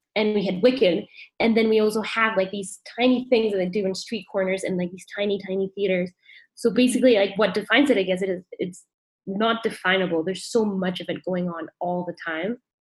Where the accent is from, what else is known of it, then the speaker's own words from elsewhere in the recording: Mexico City, Mexico; also born or lived in Vancouver, Canada; I grew up in Mexico City, which is where I am right now.